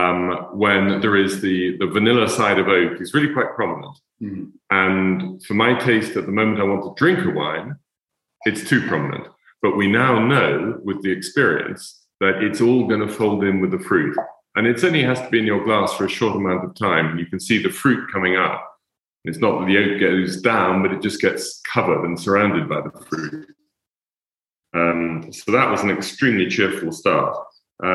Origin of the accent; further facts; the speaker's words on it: England, United Kingdom; being English